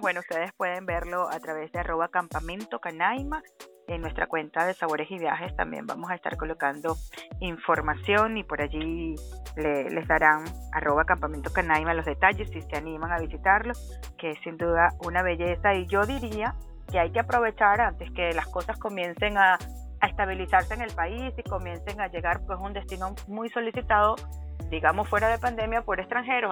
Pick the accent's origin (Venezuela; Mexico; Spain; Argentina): Venezuela; como venezolana